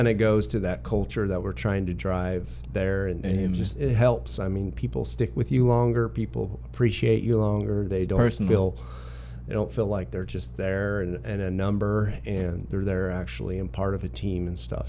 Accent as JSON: {"language": "English", "region": "Wyoming", "country": "United States", "tie": "born or raised there", "moved": "yes", "lives_now": "Houston, United States", "said": "my background growing up in Wyoming and growing up on a cattle ranch"}